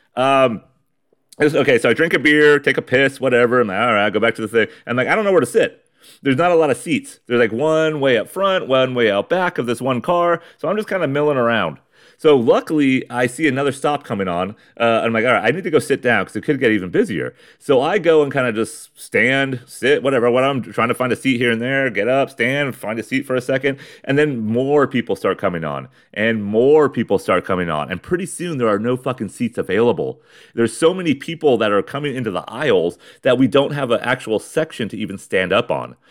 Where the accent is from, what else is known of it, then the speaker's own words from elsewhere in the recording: Ramona, California, United States; in my hometown, in my garage of Ramona, California.